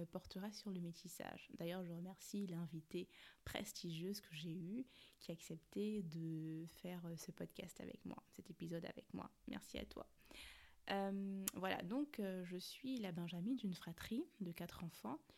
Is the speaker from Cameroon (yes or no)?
yes; Cameroon; accent: Cameroonian; Je suis née, j'ai grandi au Cameroun, 237 represent, mais bon, je pense que ça servait à rien de le préciser parce que je crois que l'action camerounais, c'est quand même l'un des accents qu'on reconnaît très facilement.